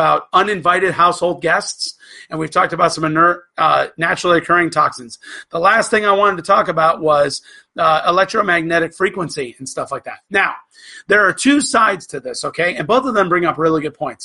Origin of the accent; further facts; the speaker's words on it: Florida, United States; when I was growing up in Florida